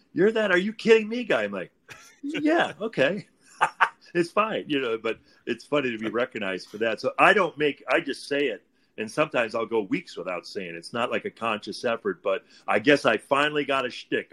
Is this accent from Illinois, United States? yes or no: yes; Illinois, United States; moved away; I grew up in Illinois